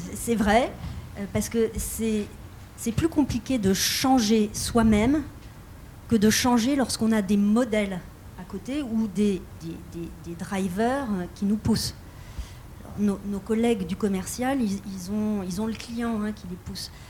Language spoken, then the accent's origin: French; France; en tant que Française, héritière des Lumières